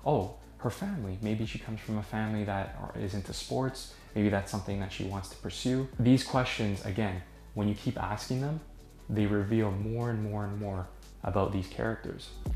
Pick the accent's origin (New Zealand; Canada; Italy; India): Canada; Toronto, Ontario; I'm from Toronto.